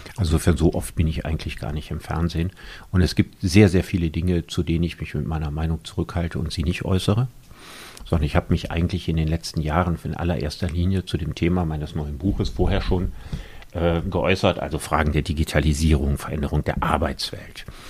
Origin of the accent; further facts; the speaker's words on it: Solingen, North Rhine-Westphalia, Germany; also born or lived in Cologne; Ich bin in Solingen geboren worden, da auch zur Schule gegangen und aufgewachsen, habe in Köln studiert